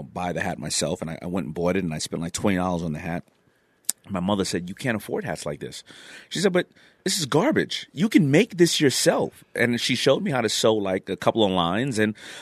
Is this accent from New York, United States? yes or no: yes; New York City, New York, United States; also born or lived in Brooklyn, New York; I was born in Brooklyn. I was raised in Queens